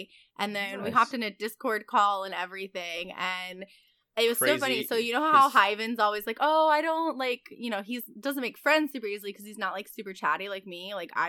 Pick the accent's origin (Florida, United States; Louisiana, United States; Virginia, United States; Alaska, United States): Virginia, United States; And we were like, what? Us too. And then he told us what county. And we were like, dude, that's literally the next county over.